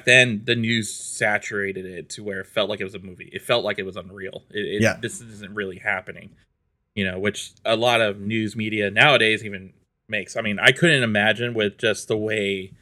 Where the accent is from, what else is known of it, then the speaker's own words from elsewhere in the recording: New York, United States; moved away; also born or lived in Colorado Springs; I'm actually from New York